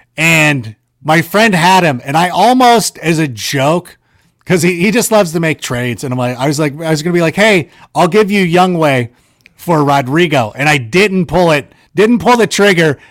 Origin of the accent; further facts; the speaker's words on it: Corona, California, United States; moved away; also born or lived in Chicago; my boys that I grew up with in Corona, California